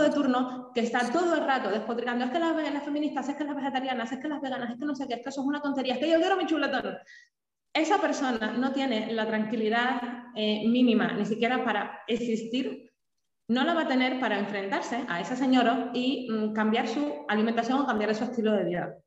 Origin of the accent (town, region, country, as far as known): Cuba; born or raised there; now in Spain